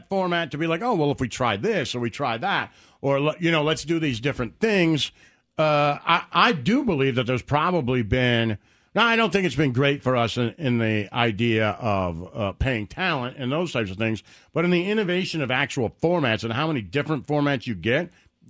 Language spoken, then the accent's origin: English; Detroit, Michigan, United States; When I was growing up in Detroit, when it was everybody having, there was like 5 rock stations and 4 country stations